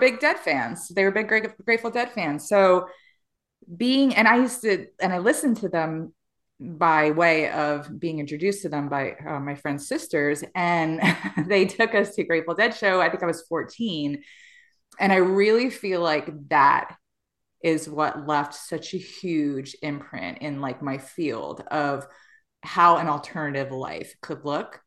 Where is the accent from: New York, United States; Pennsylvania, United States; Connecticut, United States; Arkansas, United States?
New York, United States; I was born and raised in New York in the same Hood is Dolores